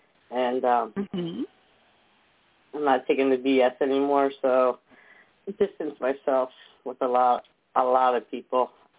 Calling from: New Jersey, United States; from New Jersey.

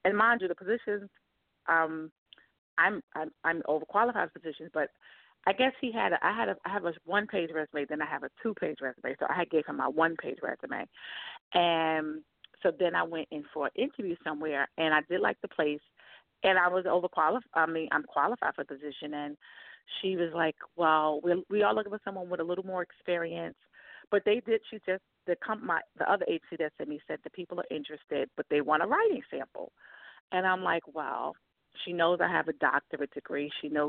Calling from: New York, United States; from New York.

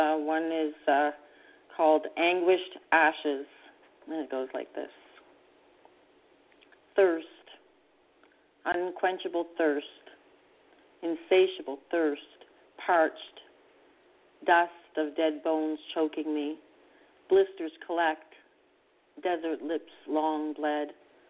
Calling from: Canada; I'm calling from Canada.

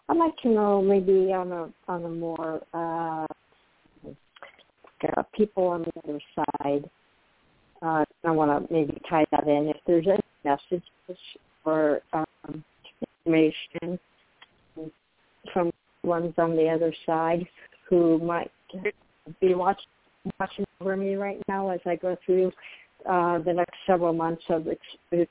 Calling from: Florida, United States; I'm calling from Florida.

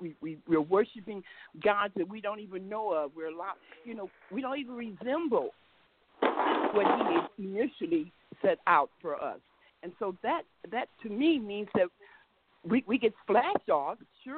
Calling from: Mesa, Arizona, United States; I'm calling from Mesa, Arizona.

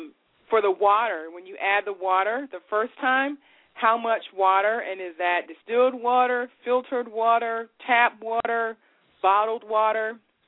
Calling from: Virginia, United States; I'm calling from Virginia.

